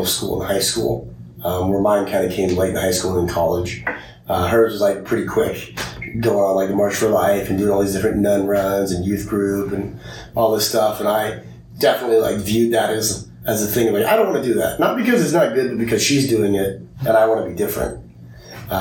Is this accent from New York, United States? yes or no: no; Omaha, Nebraska, United States; moved away as an adult; now in Vermillion, United States; I'm from Omaha, Nebraska